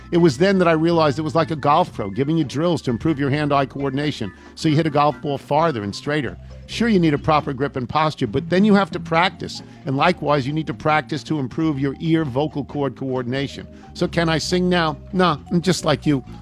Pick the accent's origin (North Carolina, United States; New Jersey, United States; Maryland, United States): New Jersey, United States; I grew up in New Jersey.